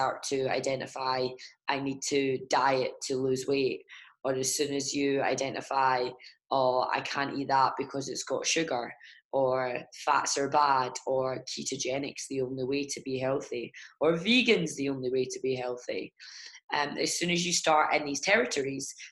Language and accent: English; Ireland; I'm Irish